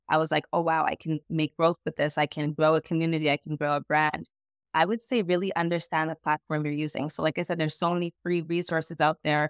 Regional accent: Montreal, Quebec, Canada; I am from Montreal, Canada.

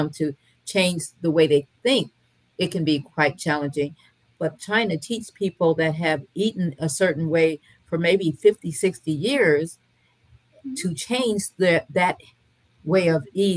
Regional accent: Michigan, United States; now in North Carolina, United States; Both my parents were from the South, even though I was raised in Michigan

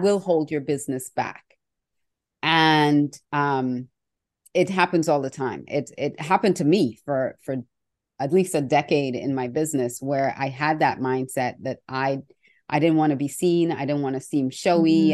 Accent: Australia; when I was growing up in Australia

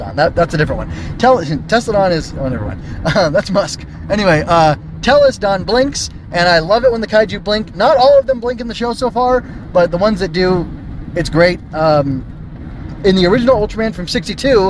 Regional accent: United States; I come from the United States of America

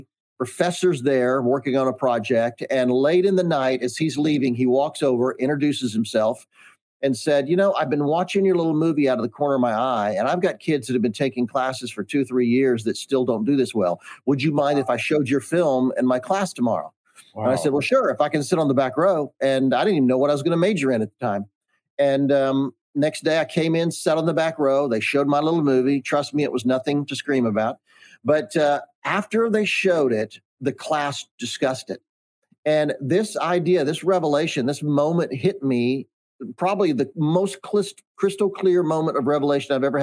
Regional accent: Charlotte, North Carolina, United States; I grew up in Charlotte, North Carolina

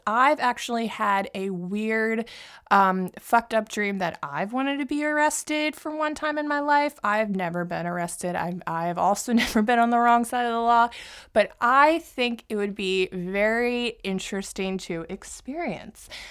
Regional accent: Philadelphia, Pennsylvania, United States; also born or lived in New York; now in New Jersey, United States; I grew up in Philadelphia

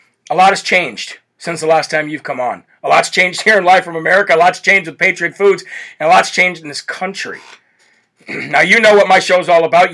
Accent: Midwest, United States; I grew up in the Midwest

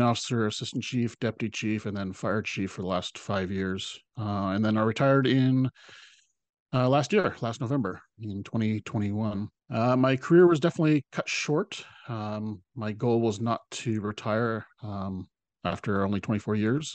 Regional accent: Salt Spring Island, British Columbia, Canada; my hometown

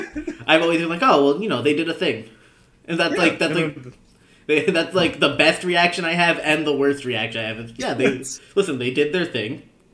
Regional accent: New Jersey, United States; I grew up in New Jersey... Right next to New York City

